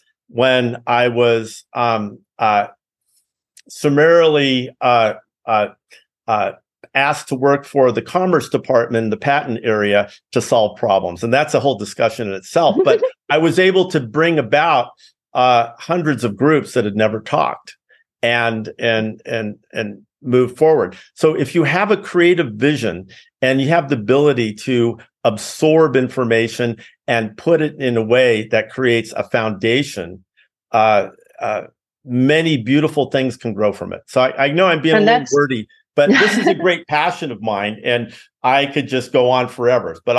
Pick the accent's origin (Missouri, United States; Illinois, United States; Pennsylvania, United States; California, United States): California, United States; Los Altos; also born or lived in Cupertino; I grew up in Los Altos, Cupertino